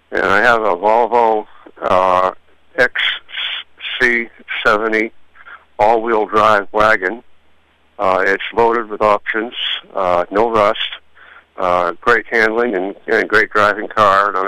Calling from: Rumford, Maine, United States

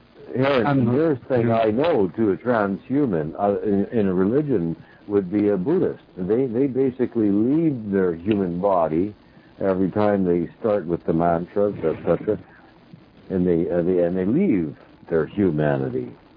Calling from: British Columbia, Canada; Okay. I'm in Canada, on the west coast of British Columbia.

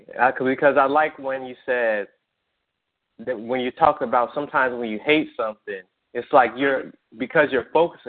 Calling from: New Jersey, United States; I'm calling from New Jersey.

